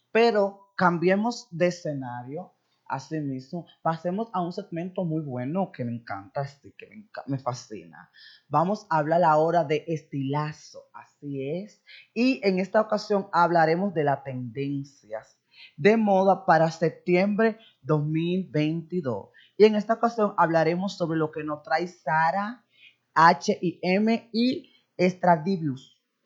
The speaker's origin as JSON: {"language": "Spanish", "country": "Dominican Republic", "said": "somos dominicanos"}